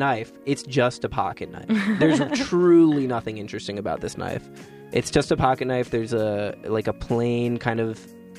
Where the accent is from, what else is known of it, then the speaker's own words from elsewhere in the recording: Missouri, United States; now in Los Angeles, United States; I live in Los Angeles, but I am originally from Missouri, and the state motto is the Show Me State.